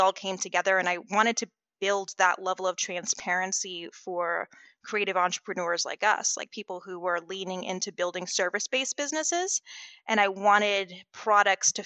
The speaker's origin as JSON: {"language": "English", "town": "West Palm Beach", "region": "Florida", "country": "United States", "tie": "born or raised there", "said": "I'm from West Palm Beach"}